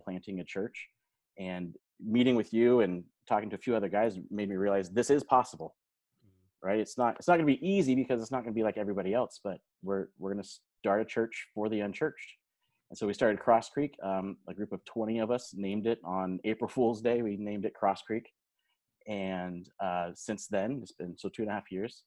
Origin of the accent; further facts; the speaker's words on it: Modesto, California, United States; moved away as an adult; also born or lived in Stockton, California; now in Salem, United States; I grew up in Modesto, California